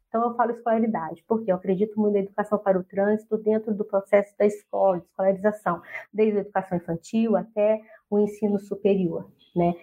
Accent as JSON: {"language": "Portuguese", "town": "Poços de Caldas", "region": "Minas Gerais", "country": "Brazil", "moved": "as an adult", "lives_now": "Curitiba, Brazil", "said": "eu sou de Minas Gerais, Poços de Caldas, e estou morando aqui em Curitiba"}